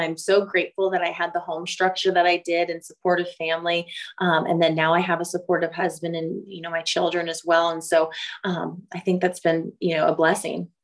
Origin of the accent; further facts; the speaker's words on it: Oakland, California, United States; moved away as an adult; now in Waco, United States; I grew up in Northern California on the outskirts of Oakland